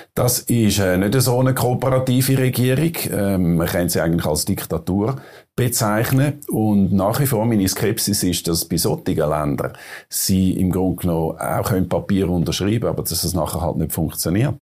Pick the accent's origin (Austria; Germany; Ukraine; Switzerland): Switzerland; als äh, Schweizer